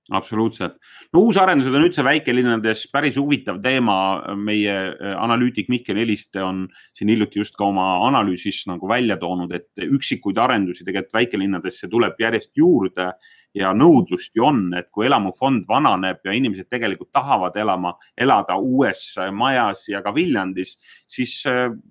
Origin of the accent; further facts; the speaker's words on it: Haapsalu, Lääne County, Estonia; minu kodulinnaga mhm. Haapsaluga võrreldes